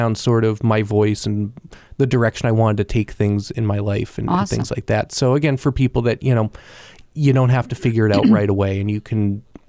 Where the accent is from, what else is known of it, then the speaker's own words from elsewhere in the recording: Pembroke, New Hampshire, United States; Grew up in Pembroke. So close enough to Concord that I would tell people from, you know, who weren't from, I would be like, I'm from Concord.